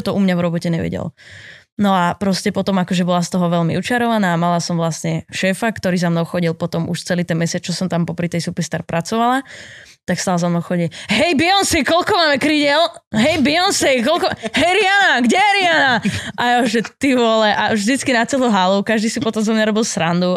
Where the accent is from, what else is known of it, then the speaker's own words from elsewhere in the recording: Poruba, Trenčín Region, Slovakia; moved away as an adult; now in Bratislava, Slovakia; som robila vtedy v pizzerii u nás v Porube